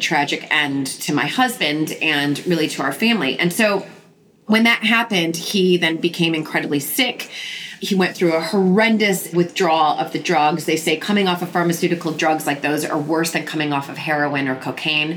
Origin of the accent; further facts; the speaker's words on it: United States; now in London, United Kingdom; being the American